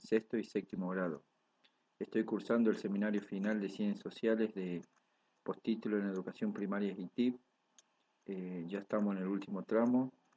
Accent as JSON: {"language": "Spanish", "region": "Tucumán", "country": "Argentina", "moved": "as an adult", "said": "soy tucumano, tengo 41 años y hace 13 años que vivo en esta provincia"}